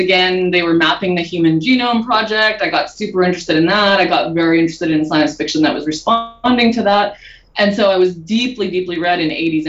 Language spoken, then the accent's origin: English; Manitoba, Canada; moved away; I grew up in Manitoba in Canada. And I grew up on a farm, actually.